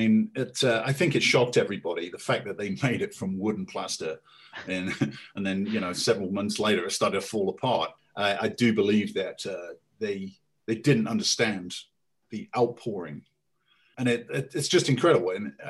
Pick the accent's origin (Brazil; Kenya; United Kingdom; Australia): United Kingdom; as British